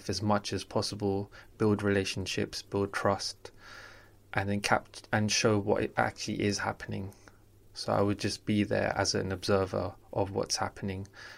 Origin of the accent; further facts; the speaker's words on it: London, United Kingdom; I grew up in South London.